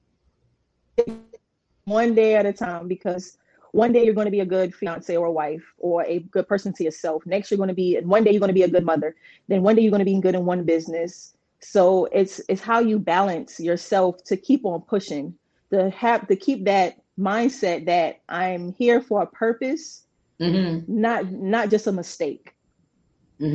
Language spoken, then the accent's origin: English; Charleston, South Carolina, United States; also born or lived in Kingston, Jamaica; now in Columbia, United States; I'm originally from Kingston, Jamaica, raised in Charleston, South Carolina.